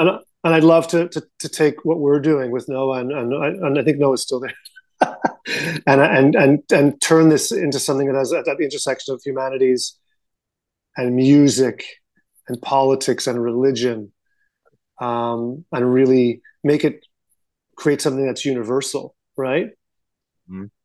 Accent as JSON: {"language": "English", "country": "Canada"}